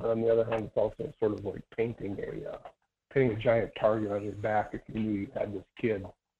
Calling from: Idaho, United States; calling from secret location deep in the heart of the Silver Valley.

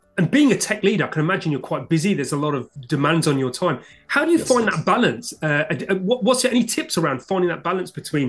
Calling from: London, England, United Kingdom; I'm speaking from London, UK.

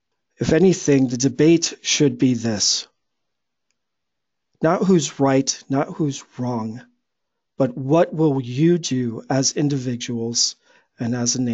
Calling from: Los Angeles, California, United States; I'm recording from Los Angeles, California

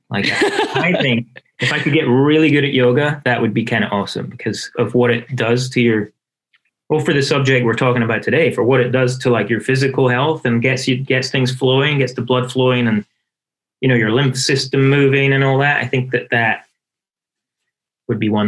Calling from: Portland, Oregon, United States; I am in Portland, Oregon, southeast Portland.

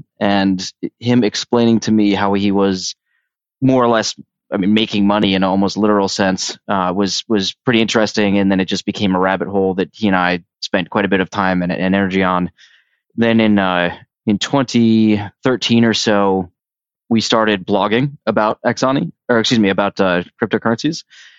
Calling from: New York City, New York, United States; I'm calling in from New York City.

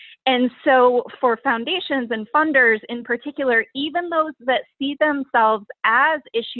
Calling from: Annapolis, Maryland, United States; I am joining you from Annapolis, Maryland, which is where I live and where our office is headquartered for the time being.

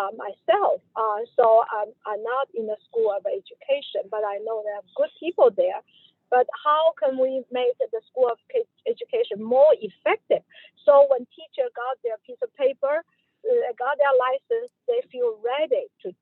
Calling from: Virginia, United States; Yeah, I'm calling from Northern Virginia Community College.

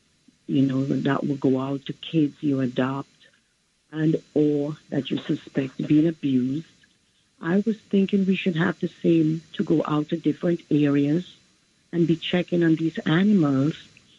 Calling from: Queens, New York, United States; calling from Queens.

